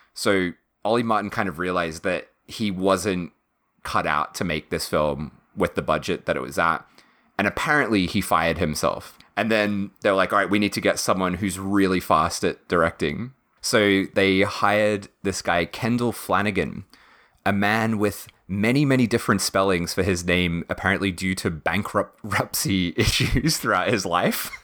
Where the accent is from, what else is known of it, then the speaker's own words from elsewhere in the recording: Victoria, Australia; Matt and I being like from Victoria as well